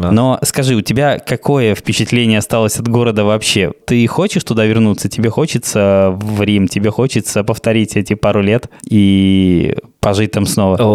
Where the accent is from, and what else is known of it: Salerno, Campania, Italy; born or raised there; Russian is a second language; also born or lived in Rome